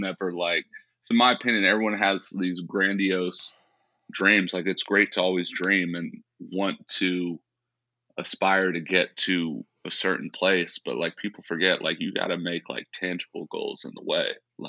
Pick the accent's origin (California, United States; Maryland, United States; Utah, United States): California, United States; San Ramon; It's kind of like, middle-class community. I mean, grew up riding bikes with my little friends.